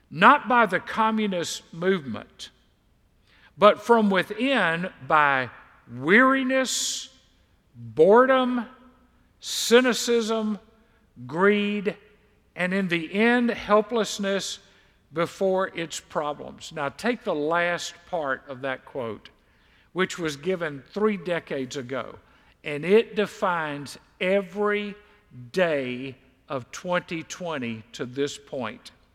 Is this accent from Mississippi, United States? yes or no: yes; Mississippi, United States; growing up in Mississippi